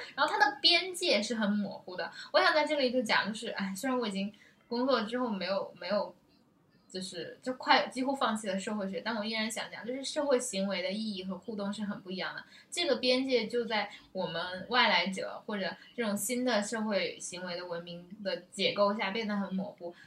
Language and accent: Chinese; China; 我们中国人